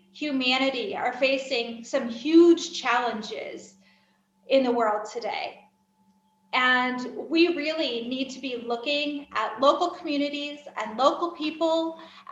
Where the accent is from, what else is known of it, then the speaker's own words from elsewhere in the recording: United States; moved away as an adult; also born or lived in Kenya; now in Kyiv, Ukraine; I am an American expatriate living overseas.